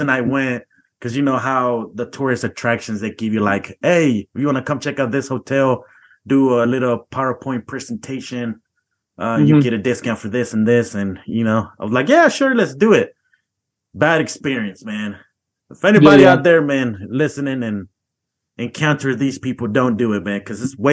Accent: Georgia, United States; moved away; also born or lived in Missouri; I grew up in Georgia, and we used to go to the pulga a lot during the weekends

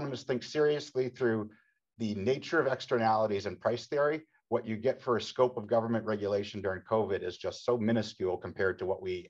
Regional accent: Haverhill, Massachusetts, United States; I grew up in Haverhill, Massachusetts, known as the shoe city for 19th century shoe production

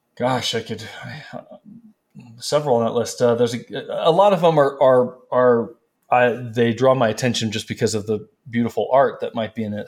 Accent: California, United States; moved away as an adult; also born or lived in North Carolina; now in Prescott, United States; I'm from California

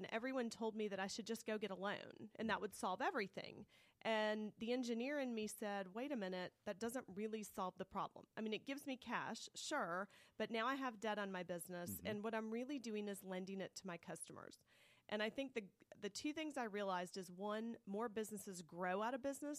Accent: Clarkston, Georgia, United States; growing up in Clarkston, Georgia, our vacation was loading the station wagon and going to my grandparents' house in New York.

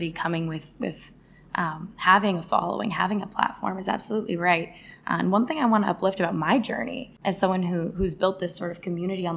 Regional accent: Arizona, United States; moved away as an adult; now in New York, United States; I moved all the way to the big city, yeah, from Arizona, all by myself as the first of my family to attend college

